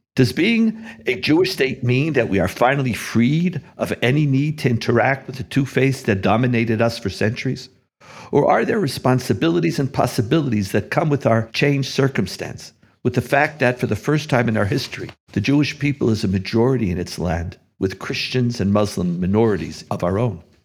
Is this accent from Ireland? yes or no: no; Montreal, Quebec, Canada; also born or lived in United States; now in Israel; As a child growing up in Montreal